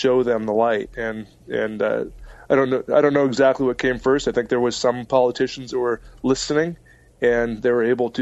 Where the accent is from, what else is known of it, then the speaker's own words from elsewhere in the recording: Mukilteo, Washington, United States; moved away as an adult; now in New York City, United States; wanted to move back home. To Mukilteo, Washington